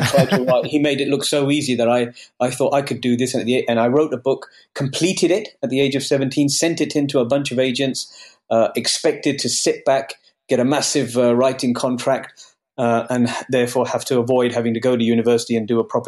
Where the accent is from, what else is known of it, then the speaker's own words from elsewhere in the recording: United Kingdom; also born or lived in India; I was born in Britain. I grew up here